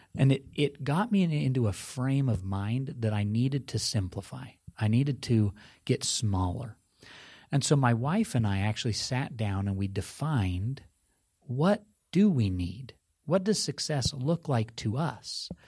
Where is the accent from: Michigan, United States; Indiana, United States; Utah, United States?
Utah, United States; Park City; where I was raised in Park City, Utah